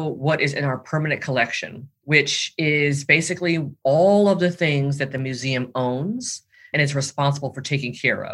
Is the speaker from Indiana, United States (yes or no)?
no; Los Angeles, California, United States; I'm based in Los Angeles, California, and I'm also from Los Angeles